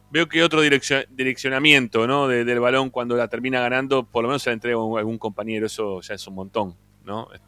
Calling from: Boulogne, Buenos Aires Province, Argentina; de Bulogne

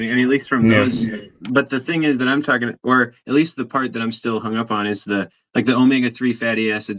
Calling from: Wisconsin, United States; Well, I'm here in Wisconsin. I'm calling in from Wisconsin, and so there's I would say I'm in the state of cheese problem in that way.

